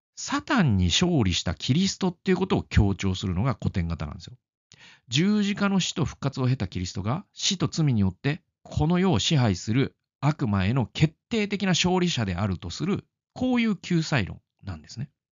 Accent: Aichi, Japan; also born or lived in Obihiro, Hokkaido; now in Tokyo, Japan; 愛知県生まれです。

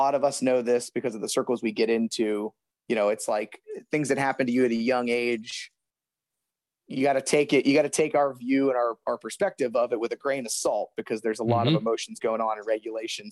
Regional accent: Youngstown, Ohio, United States; I grew up outside of Youngstown

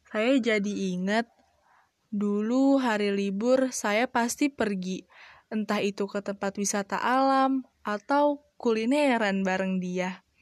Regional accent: Bogor, West Java, Indonesia; born there; Hari ini kota kelahiran saya sedang bertambah usia, kota yang terkenal dengan hujan dan rindu di dalamnya. Di Bogor banyak banget tempat yang seru

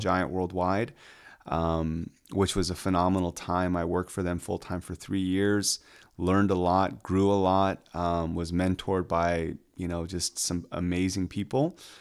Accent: Atlanta, Georgia, United States; also born or lived in Washington, D.C.; born and raised in Atlanta

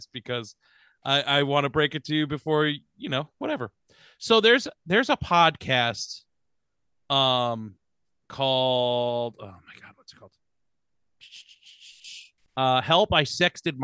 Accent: Connecticut, United States; growing up in Connecticut

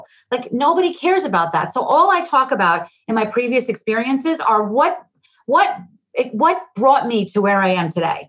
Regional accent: New Jersey, United States; I'm from New Jersey. I talk 100 miles a minute

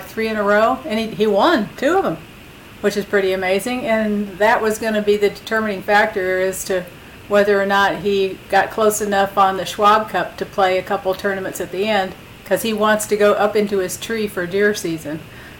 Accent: Illinois, United States; I'm from Illinois.

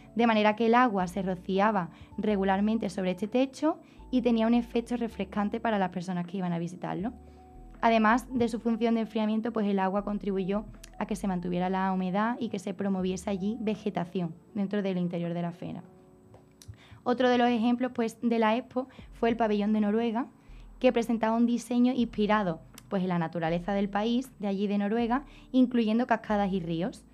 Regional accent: Niebla, Andalusia, Spain; mi pueblo Niebla conquistó parte de Sevilla

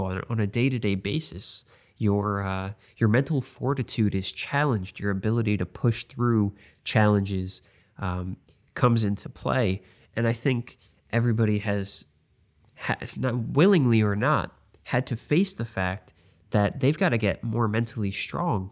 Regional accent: New York, United States; I'm from New York

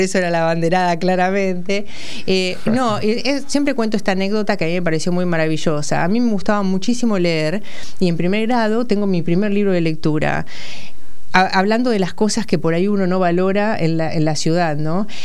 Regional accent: Saladillo, Buenos Aires Province, Argentina; moved away as an adult; now in Buenos Aires, Argentina; Soy de Saladillo, provincia de Buenos Aires. Nací en el kilómetro 175 de la ruta 205, eh, cuartel tercero, paraje San Blas.

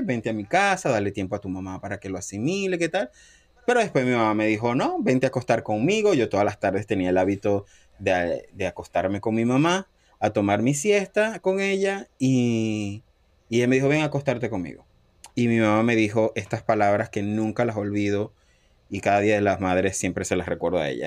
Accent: Cabimas, Zulia, Venezuela; moved away as an adult; also born or lived in Panama; now in Boston, United States; soy venezolano, eh, nací en, Cabimas, Estado Zulia

